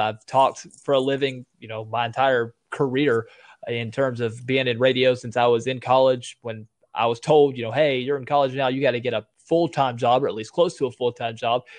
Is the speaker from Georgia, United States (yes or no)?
no; Tennessee, United States; I live in a, a real small town, but a real big county, actually, one of the biggest counties in all of Tennessee